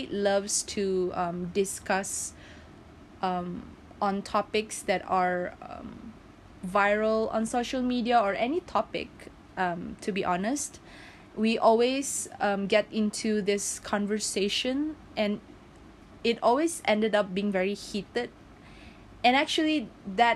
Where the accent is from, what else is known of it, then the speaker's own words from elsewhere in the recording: Sipitang, Sabah, Malaysia; also born or lived in Tenom, Sabah, Malaysia; I am born and raised in Sipitang, and I have two hometown.